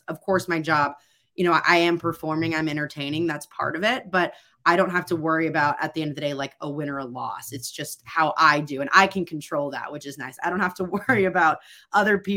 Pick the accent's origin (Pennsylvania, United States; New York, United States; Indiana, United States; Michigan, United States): Indiana, United States; I growing up in Indiana, I mean, it's a basketball hub. You know, I grew up in a basketball family.